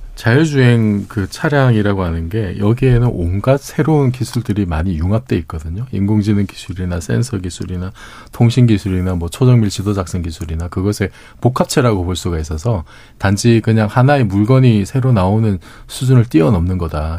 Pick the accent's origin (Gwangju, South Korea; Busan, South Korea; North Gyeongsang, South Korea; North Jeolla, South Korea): Busan, South Korea; moved away; 제가 고향이 부산인데